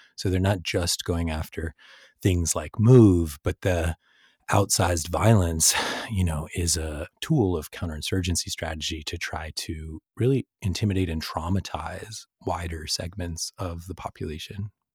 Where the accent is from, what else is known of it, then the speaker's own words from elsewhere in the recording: San Francisco Bay Area, California, United States; I grew up in the San Francisco Bay Area